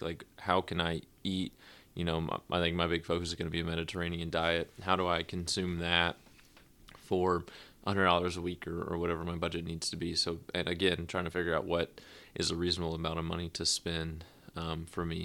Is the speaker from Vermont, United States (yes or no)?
no; Nashville, Tennessee, United States; moved away as an adult; also born or lived in Rome, Georgia; born and raised in Nashville